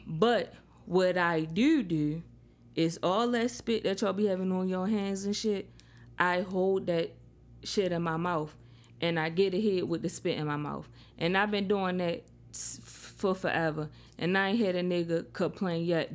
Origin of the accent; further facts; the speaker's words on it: Baltimore, Maryland, United States; now in Charlotte, United States; I'm in Charlotte, but I'm from Baltimore